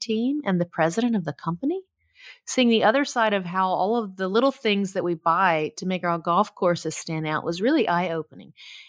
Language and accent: English; Nashville, Tennessee, United States; I was born and raised in Nashville, Tennessee.